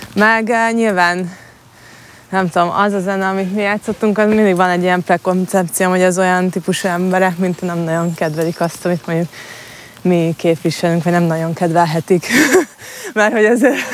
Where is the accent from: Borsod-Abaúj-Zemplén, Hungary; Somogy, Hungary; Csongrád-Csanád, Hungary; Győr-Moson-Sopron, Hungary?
Somogy, Hungary; Marcali; moved away as an adult; also born or lived in Budapest; itt nőttem fel a Balatonpartján